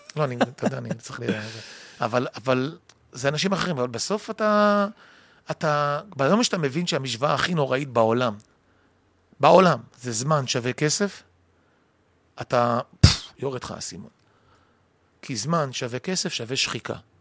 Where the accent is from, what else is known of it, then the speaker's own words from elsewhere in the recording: Kiryat Motzkin, Haifa District, Israel; אני גדלתי במקום שנקרא מוצקין, קריית